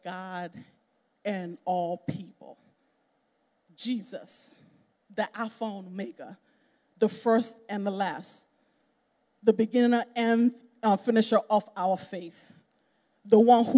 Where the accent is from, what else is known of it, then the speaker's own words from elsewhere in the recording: Nigeria; I'm a Nigerian